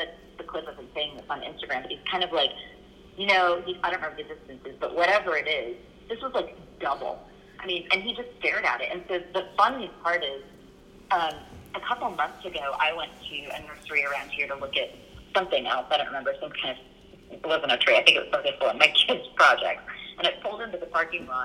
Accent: Japan; moved away; I grew up in Japan

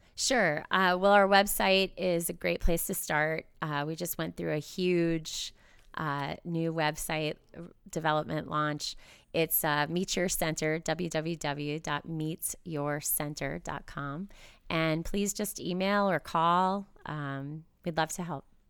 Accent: Hazleton, Pennsylvania, United States; also born or lived in Wilkes-Barre, Pennsylvania; I was raised in Hazleton

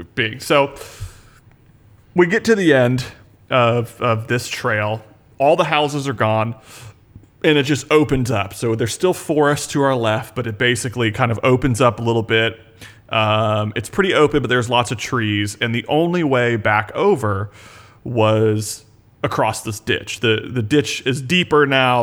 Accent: Panama City, Florida, United States; grew up in Panama City, Florida, in the Panhandle

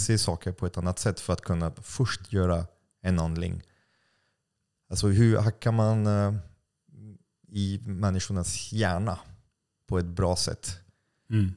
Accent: France; Swedish is a second language; now in Sweden; jag är utlänning, jag är fransman

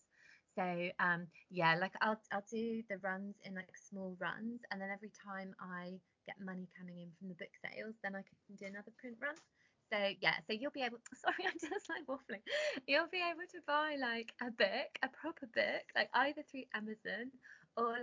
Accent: Cornwall, South West England, United Kingdom; I grew up in Cornwall

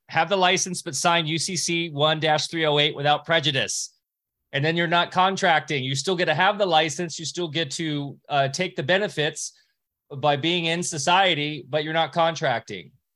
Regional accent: Huntington Beach, California, United States; I grew up in Orange County, California, like Beach City, Huntington Beach

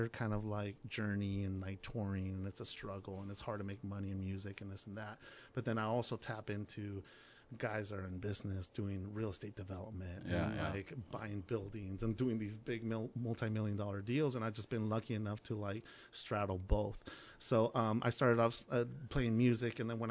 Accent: Tijuana, Baja California, Mexico; I was born in Tijuana, and my grandfather was a musician, and My earliest memories was hanging out with him

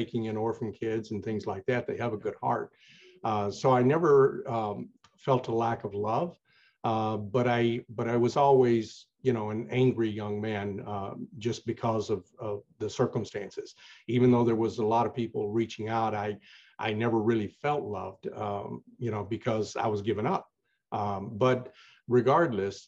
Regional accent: Tennessee, United States; also born or lived in Chicago suburbs, Illinois; now in Chicago, United States; I'm originally from Tennessee. I was born and raised there through my formative years

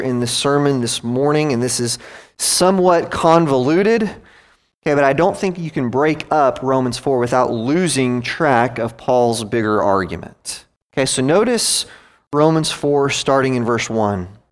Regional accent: United States; also born or lived in Gwinnett County, Georgia; I'm an American

